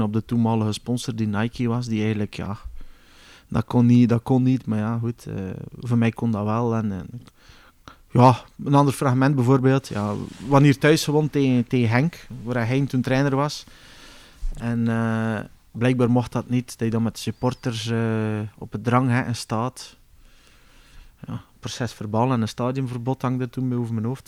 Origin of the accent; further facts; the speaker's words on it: Bruges, Flanders, Belgium; moved away as an adult; also born or lived in Kortrijk; now in South Africa; ik ben uiteindelijk opgegroeid in Brugge